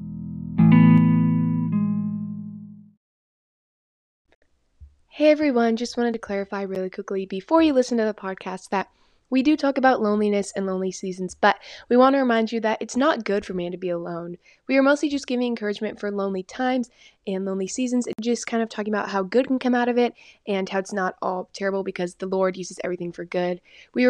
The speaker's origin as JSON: {"language": "English", "town": "Houston", "region": "Texas", "country": "United States", "tie": "born or raised there"}